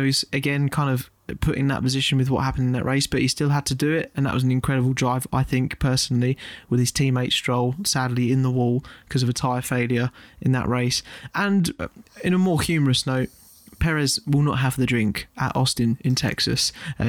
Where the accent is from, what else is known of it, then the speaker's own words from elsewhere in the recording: United Kingdom; And obviously, being British fans, this could be seen as biased